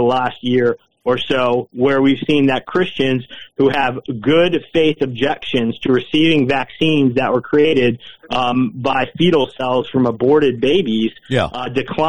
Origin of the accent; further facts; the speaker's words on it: Matthews, North Carolina, United States; I grew up in the Matthews Weddington area, and I went to high school in Indian Trail, North Carolina